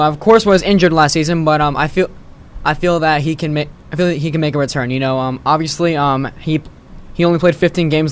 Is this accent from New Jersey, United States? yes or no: no; Miami, Florida, United States; here from Miami, Florida.